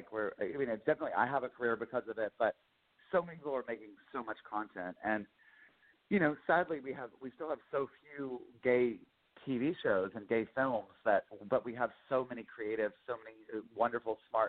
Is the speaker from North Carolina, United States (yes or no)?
yes; Lincolnton, North Carolina, United States; We moved around a lot, but mainly all over North and South Carolina. I always say I'm from Lincoln to North Carolina, which is like, I just outside of Charlotte.